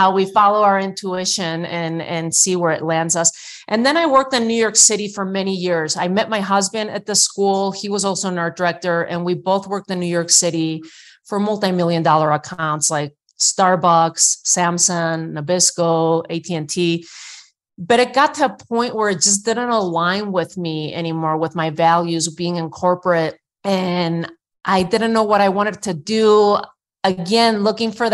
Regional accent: Spain; English is a second language; now in United States; I was born and raised in Spain at the end of Franco's dictatorship

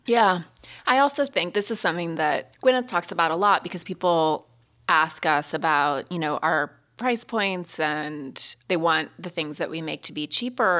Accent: Montana, United States; moved away as an adult; I'm from Montana and I came home

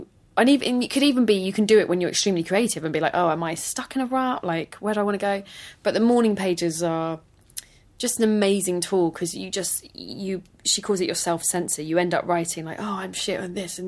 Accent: London, United Kingdom; I grew up in London, despite the very Welsh name. I am not as Welsh as some people would like me to be

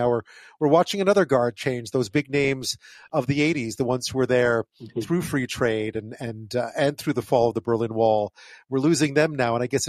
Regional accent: Montreal, Quebec, Canada; we're Montreal Irish Catholic family

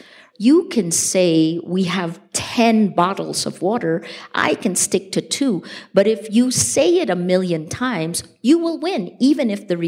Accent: Philippines; moved away; And I chose the Philippines.

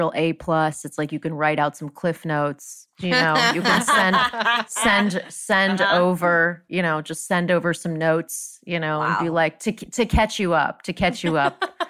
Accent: Florida, United States; I'm from Florida.

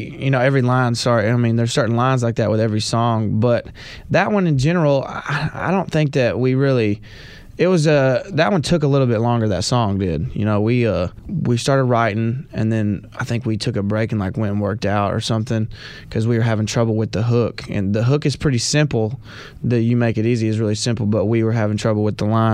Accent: Knoxville, Tennessee, United States; also born or lived in Sneedville, Tennessee; I moved to Knoxville when growing up, so I consider Knoxville my hometown

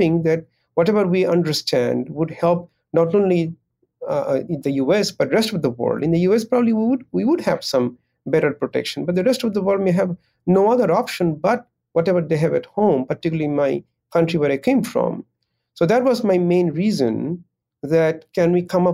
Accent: Bangladesh; now in United States; I come from Bangladesh

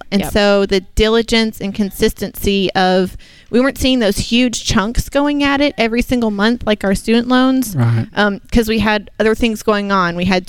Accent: Muscle Shoals, Alabama, United States; We're from Muscle Shoals, Alabama.

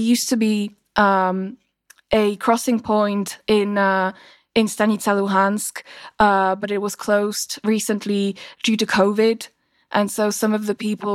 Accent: Slovakia; my home country, Slovakia

